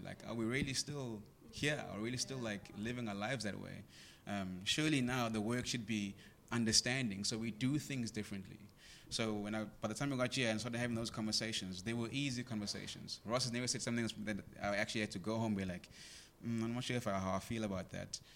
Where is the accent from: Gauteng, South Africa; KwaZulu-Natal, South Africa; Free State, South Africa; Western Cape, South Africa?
KwaZulu-Natal, South Africa; Greytown; I grew up in Greytown.